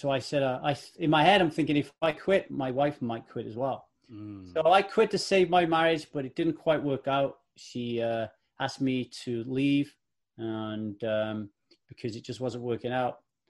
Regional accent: Ogmore Vale, Wales, United Kingdom; also born or lived in Manchester; I was born in Manchester in the UK, home of … and Manchester United Football Club. And I lived there until I was about 10. And then we moved to Ogmore Vale in South Wales

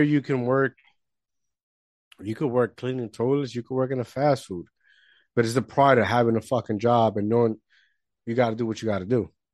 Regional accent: Puerto Rico; moved away; I grew up in the Caribbean, Puerto Rico

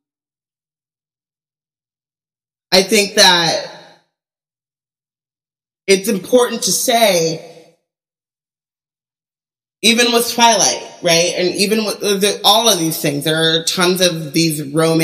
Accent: Anaheim, California, United States; I grew up in Anaheim

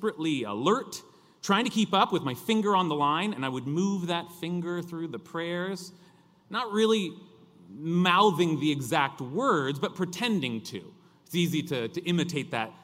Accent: California, United States; accent: California drawl; my accent, that California drawl

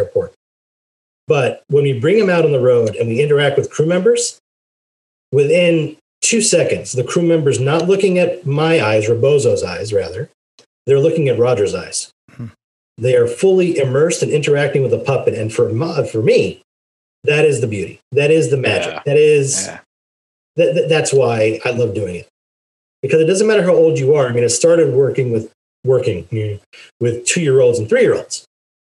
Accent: Israel; moved away; growing up in Israel

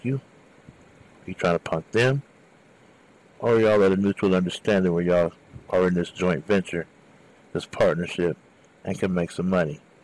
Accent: Southern California, United States; I'm from Southern California

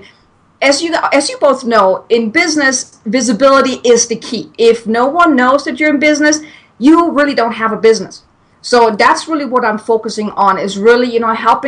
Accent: Germany; English is a second language; moved away as an adult; now in United States; I'm from Germany. So if anyone is wondering where this weird accent is coming from, I'm German.

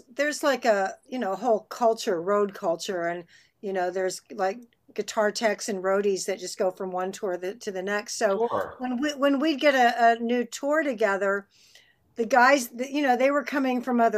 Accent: Austin, Texas, United States; moved away; also born or lived in London / Los Angeles; I grew up in Austin

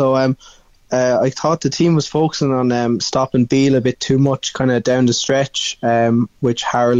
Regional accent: Ireland; accent: Irish; I'm calling from Ireland, so I don't know if you have any other Irish people on this.

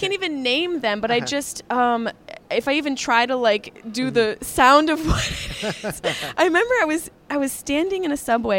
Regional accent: United States; I'm an American chick

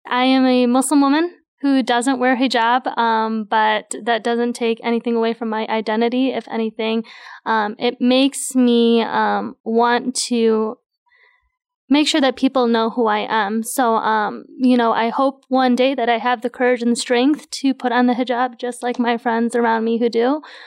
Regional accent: United States; I as well was grown up here

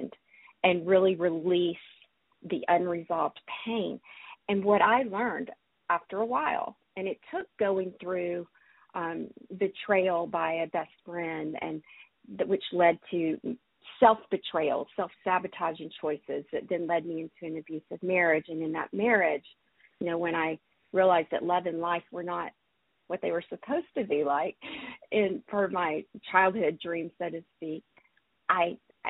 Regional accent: Alabama, United States; moved away as an adult; also born or lived in Montreal; I grew up in Alabama in the Bible Belt

